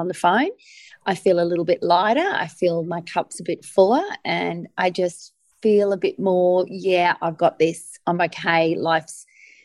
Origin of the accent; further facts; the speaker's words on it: Sunshine Coast, Queensland, Australia; moved away as an adult; also born or lived in Newcastle; I grew up on the Sunshine Coast, and at that time the Sunshine Coast was a small town.